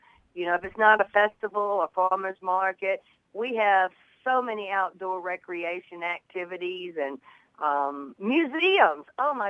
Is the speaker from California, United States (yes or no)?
no; Shreveport, Louisiana, United States; I'm from the Shreveport-Bossier area, but I've got family in the Monroe area and all over Ouachita